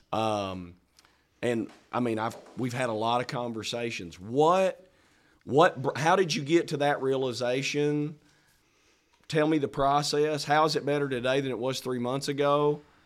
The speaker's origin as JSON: {"language": "English", "region": "Arkansas", "country": "United States", "said": "I'm from Arkansas"}